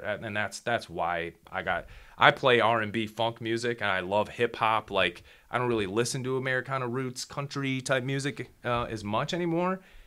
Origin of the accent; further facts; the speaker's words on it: Midwest, United States; I grew up in the Midwest